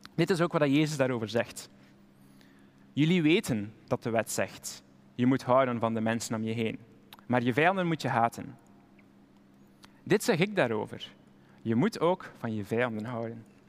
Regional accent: Flanders, Belgium; maar als Belg zijn we er typisch goed

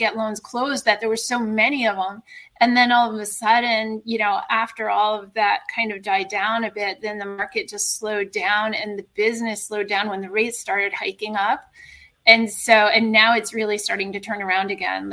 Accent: Connecticut, United States; moved away as an adult; also born or lived in New York City / California; I grew up in Connecticut

